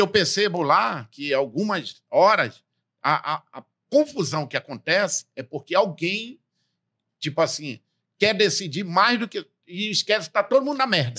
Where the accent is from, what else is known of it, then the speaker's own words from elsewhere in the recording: interior of Amazonas state, Brazil; eu que venho do interior do estado do Amazonas